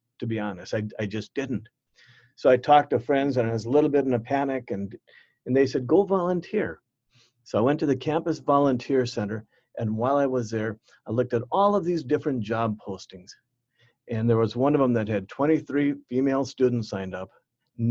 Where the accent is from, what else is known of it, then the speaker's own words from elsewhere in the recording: Bismarck, North Dakota, United States; moved away as an adult; also born or lived in Minnesota / Guatemala; I came from Bismarck, came to Minnesota, first one out of our family to leave the state, actually to leave Bismarck to go to college